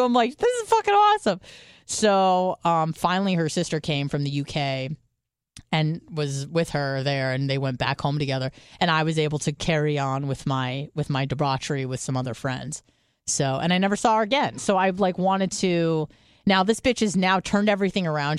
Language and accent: English; San Diego, California, United States; moved away; I would go home to San Diego, at, when I first moved away